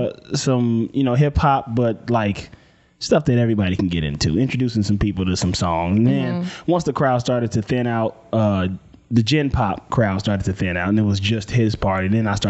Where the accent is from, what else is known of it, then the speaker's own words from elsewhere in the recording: Mississippi, United States; also born or lived in New Mexico; now in Los Angeles, United States; I'm from Mississippi originally